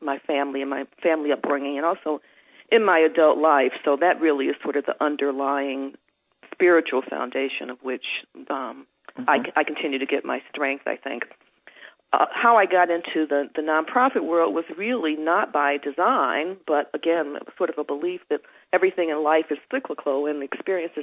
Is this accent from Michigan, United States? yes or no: yes; Detroit, Michigan, United States; now in New Jersey, United States; a person growing up in the United States, first in Detroit and then subsequently living several other places and now settling with my family in New Jersey